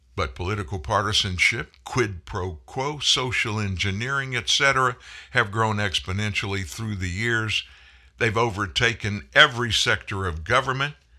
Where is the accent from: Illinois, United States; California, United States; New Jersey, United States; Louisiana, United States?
Louisiana, United States; South; I grew up in Louisiana, South Louisiana, be specific.